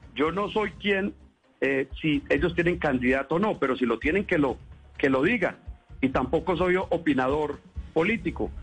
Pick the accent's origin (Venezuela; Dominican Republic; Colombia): Colombia; nosotros como gobierno colombiano